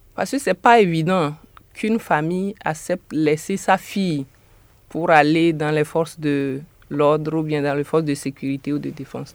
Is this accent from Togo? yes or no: yes; Togo; now in New York, United States; Je suis togolaise de nationalité